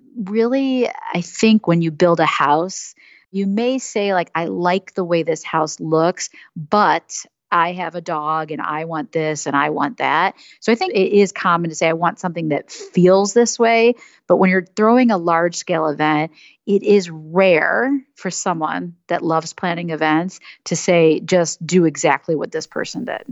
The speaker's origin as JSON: {"language": "English", "town": "Madison", "region": "Wisconsin", "country": "United States", "tie": "born or raised there", "also_born_or_lived": "Michigan", "moved": "as an adult", "lives_now": "Chicago, United States", "said": "I grew up in Madison, Wisconsin, and moved to Chicago after University of Michigan, so Midwesterner"}